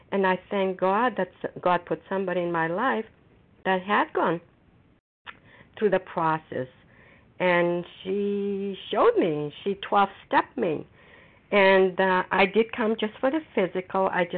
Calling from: Foxborough, Massachusetts, United States; recovered compulsive overeater, and I'm calling from Foxborough, Massachusetts.

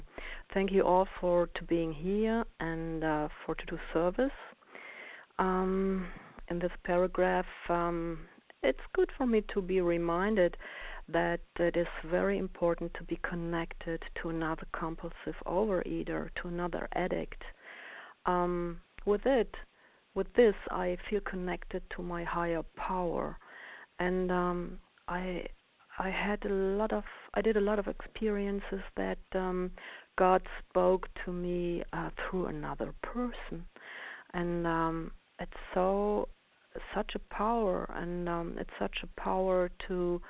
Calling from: Germany; I'm calling from Germany.

